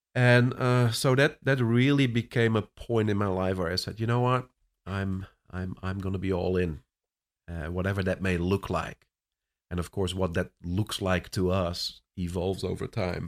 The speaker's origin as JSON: {"language": "English", "country": "Netherlands", "tie": "born or raised there", "also_born_or_lived": "Cape Town, South Africa", "second_language": "English", "moved": "as an adult", "lives_now": "Orlando, United States", "said": "I was born and raised in the Netherlands, but ended up in South Africa prior to coming to the U S"}